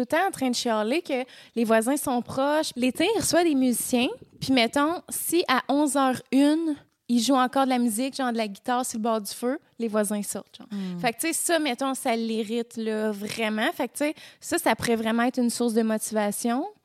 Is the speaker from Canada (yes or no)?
yes; Quebec, Canada; je vis dans ma ville natale